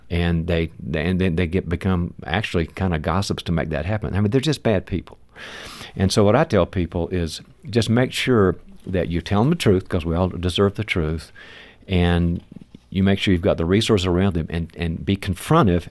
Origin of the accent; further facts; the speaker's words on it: the South, United States; moved away; I'm originally from the South